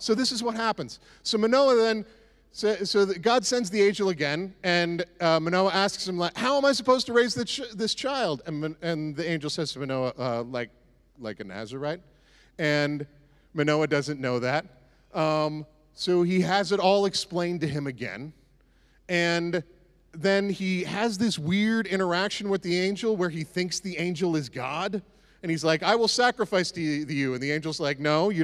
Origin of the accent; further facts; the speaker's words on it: the Maritimes, Canada; moved away; I grew up in the Maritimes